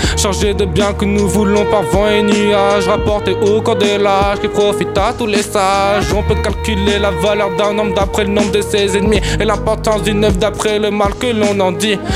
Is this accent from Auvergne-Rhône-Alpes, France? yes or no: no; La Rochelle, Nouvelle-Aquitaine, France; moved away as an adult; now in Toulouse, France; Je viens de La Rochelle et je disais déjà chocolatine